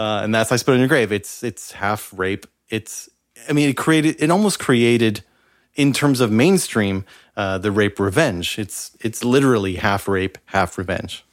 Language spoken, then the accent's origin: English; Canada; as a Canadian